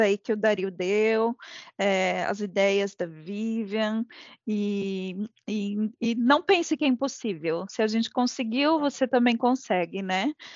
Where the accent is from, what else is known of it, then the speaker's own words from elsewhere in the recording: Brazil; somos brasileiros com muito orgulho